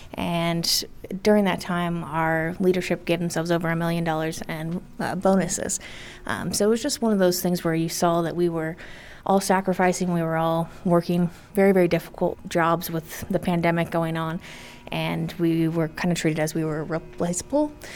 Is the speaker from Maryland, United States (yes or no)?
no; Indiana, United States; moved away as an adult; now in Denver, United States; my home state of Indiana